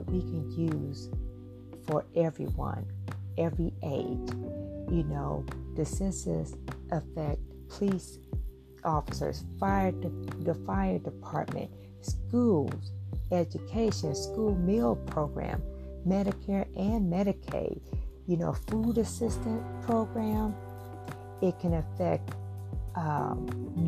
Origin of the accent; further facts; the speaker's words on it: St. Louis, Missouri, United States; I am from St. Louis, Missouri